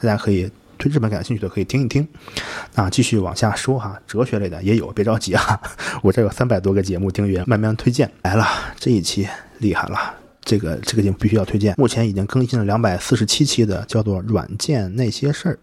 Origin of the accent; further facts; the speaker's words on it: Hebei, China; moved away as an adult; also born or lived in Shandong / Shanghai; 我是河北的。然后我大学四年在山东念上海生活了五年